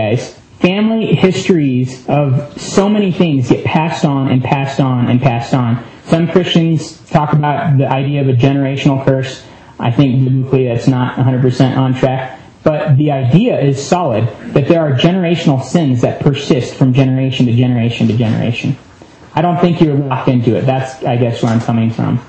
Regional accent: United States; being American

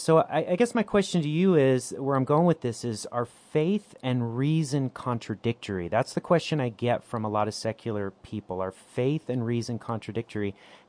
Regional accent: Northern California, United States; I'm from Northern California. I grew up in the bastion of conservatism by Berkeley, San Francisco, and Santa Cruz.

